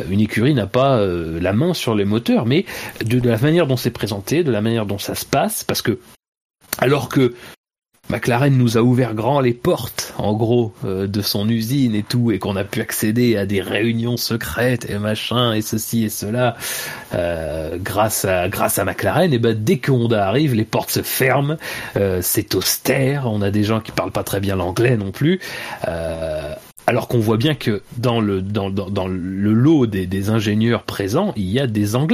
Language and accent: French; France; En plus, je suis français, donc je peux leur indiquer les bons, les, bons bistrots du coin.